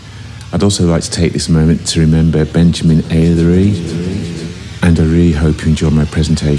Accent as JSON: {"language": "English", "region": "London", "country": "United Kingdom", "said": "I'm from London, United Kingdom."}